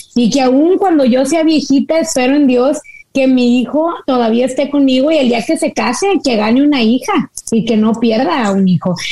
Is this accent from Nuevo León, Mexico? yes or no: yes; Monterrey, Nuevo León, Mexico; yo soy del norte de México